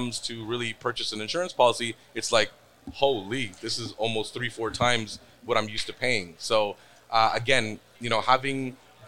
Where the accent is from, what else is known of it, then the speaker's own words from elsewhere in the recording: Toronto, Ontario, Canada; I am from Toronto